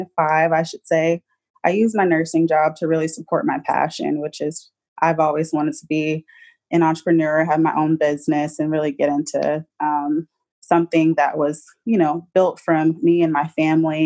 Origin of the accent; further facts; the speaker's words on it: Arlington, Texas, United States; I'm pretty much Dallas native. I grew up in the outskirts of Dallas. I grew up in Arlington, Texas